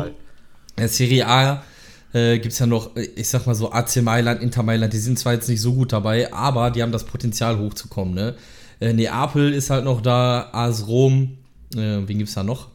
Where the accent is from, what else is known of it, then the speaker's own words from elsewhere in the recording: Lünen, North Rhine-Westphalia, Germany; ich komme aus Lünen, das liegt in der Nähe von Dortmund